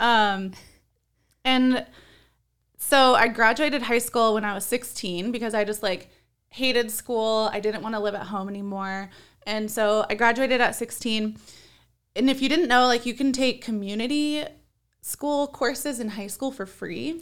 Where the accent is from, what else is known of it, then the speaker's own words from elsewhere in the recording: Compton, California, United States; now in Arizona, United States; I was born in Compton, which if you're, like, familiar with California, that is, like, the ghetto in California.